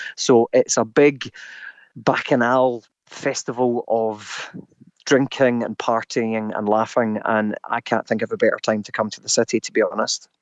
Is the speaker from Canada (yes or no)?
no; Scotland, United Kingdom; Me being typically Scottish